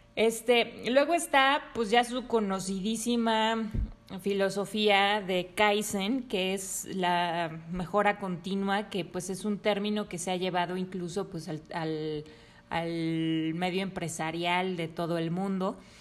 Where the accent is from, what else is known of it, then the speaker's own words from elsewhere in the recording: Mexico; nosotros em, como mexicanos